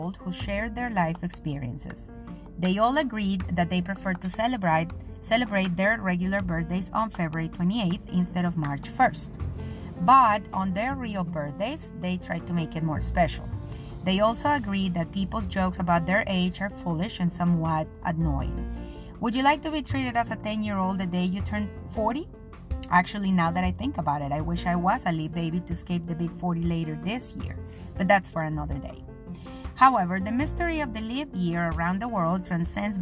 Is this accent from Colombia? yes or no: yes; Colombia; English is a second language; moved away as an adult; I am a Colombian journalist that decided to start writing 5 years ago after a 10-year exile from my country and from my profession